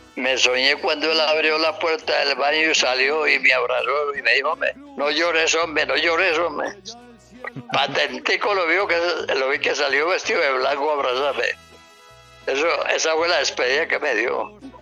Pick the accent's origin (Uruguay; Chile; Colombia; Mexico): Colombia; Antioquia; como yo nací en el campo, como muchos antioqueños